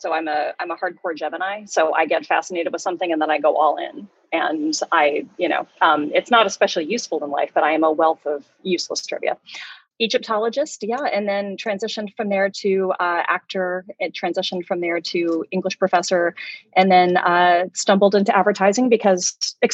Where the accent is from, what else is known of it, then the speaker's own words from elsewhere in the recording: Louisville, Kentucky, United States; I'm from Louisville, Kentucky